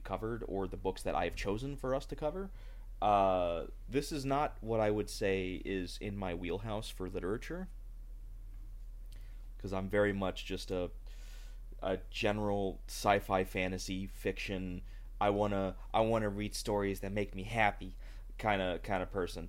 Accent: United States; as an American

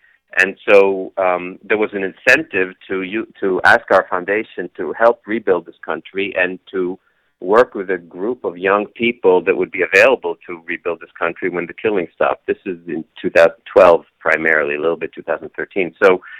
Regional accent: Kenya; moved away; also born or lived in Israel; So I was born in Israel, then my dad was a diplomat, grew up in Kenya, actually in the 60s, and ended up living all over the place

